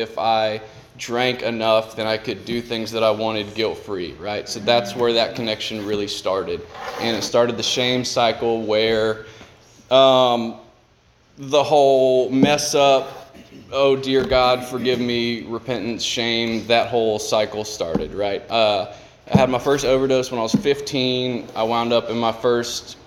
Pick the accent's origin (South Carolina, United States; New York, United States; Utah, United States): South Carolina, United States; I'm from South Carolina.